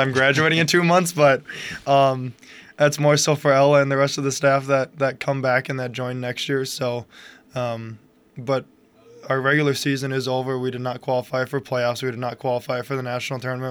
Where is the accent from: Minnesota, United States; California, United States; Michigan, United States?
Minnesota, United States; moved away as an adult; now in Kansas, United States; I'm from Minnesota, so I was born and raised